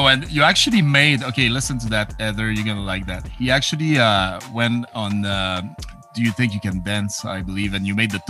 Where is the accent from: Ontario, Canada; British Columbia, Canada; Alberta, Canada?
Alberta, Canada; Edmonton; I'm an Edmonton guy